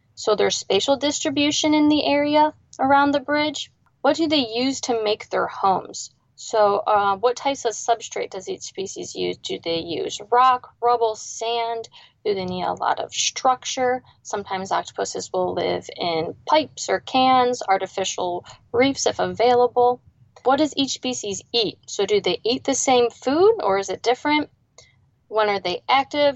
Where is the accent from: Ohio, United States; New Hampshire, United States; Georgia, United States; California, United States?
Ohio, United States; moved away as an adult; now in South Florida, United States; I grew up in a small town right on Lake Erie